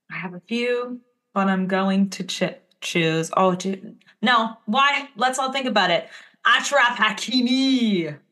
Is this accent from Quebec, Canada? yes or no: yes; Montreal, Quebec, Canada; my hometown, Montreal